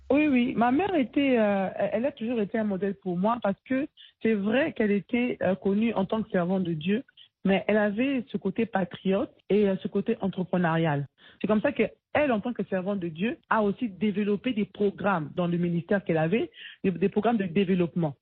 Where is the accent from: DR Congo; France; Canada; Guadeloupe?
DR Congo; chez nous en République démocratique du Congo.